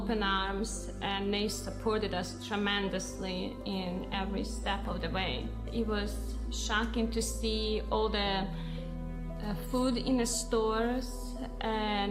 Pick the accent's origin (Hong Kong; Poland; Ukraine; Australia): Ukraine; near Ternopil, Ternopil Oblast; now in United States; the town where I grew up near Ternopil, Ukraine